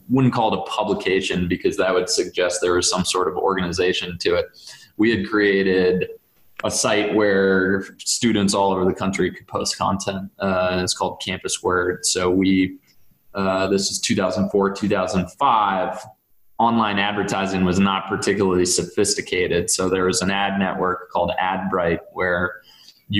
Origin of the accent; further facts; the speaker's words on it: Duxbury, Massachusetts, United States; a buddy of mine, Greg Gomer, who I grew up with in Duxbury